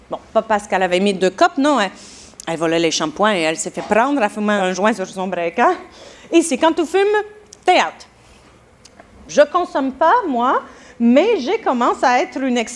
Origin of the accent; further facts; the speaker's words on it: Colombia; now in United States; On est venu de la Colombie, mon mari et moi. On a fait le saut dans le Freedom Land en 2004. On voulait, nous aussi, vivre euh, notre rêve américain.